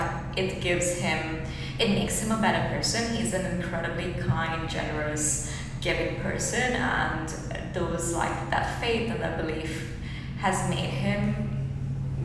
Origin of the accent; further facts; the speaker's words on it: India; moved away as an adult; now in New Zealand; I think this is the beauty of like growing up in India